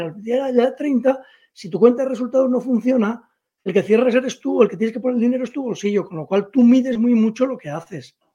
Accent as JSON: {"language": "Spanish", "country": "Spain", "said": "yo como empresario español"}